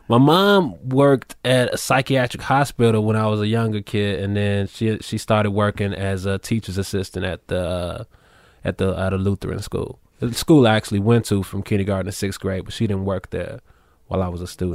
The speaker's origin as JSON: {"language": "English", "town": "Chicago", "region": "Illinois", "country": "United States", "also_born_or_lived": "New York City", "moved": "yes", "said": "I'm from Chicago, so big Bulls fan"}